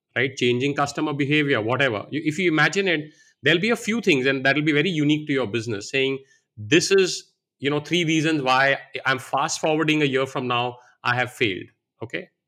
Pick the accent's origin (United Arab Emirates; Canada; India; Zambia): India; moved away as an adult; also born or lived in Varanasi, India / United States; I grew up here in India